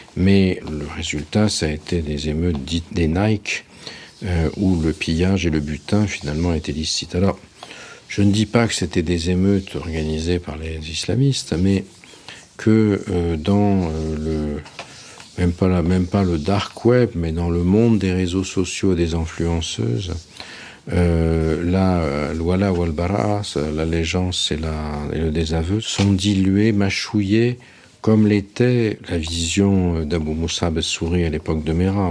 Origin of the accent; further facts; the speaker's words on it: Nice, Provence-Alpes-Côte d'Azur, France; Terra Amata, dit Terra Amat, où j'ai grandi quand j'étais enfant, à Nice